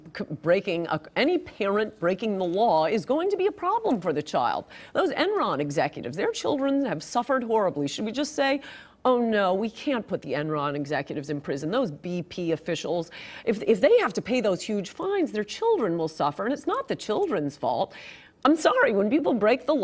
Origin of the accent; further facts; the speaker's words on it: Connecticut, United States; I'm from Connecticut